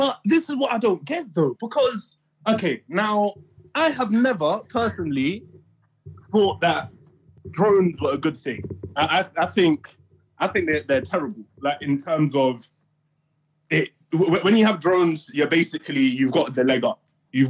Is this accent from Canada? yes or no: no; Ghana; also born or lived in Uganda / Oman; Yeah, I'm from Ghana and a few other places. Ghana, okay. Uganda, and Oman.